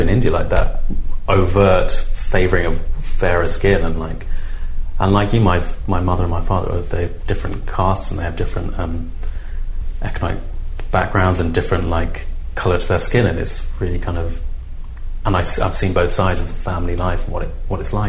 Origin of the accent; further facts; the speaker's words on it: London, United Kingdom; also born or lived in Peckham; I live in Peckham. I grew up in Lewisham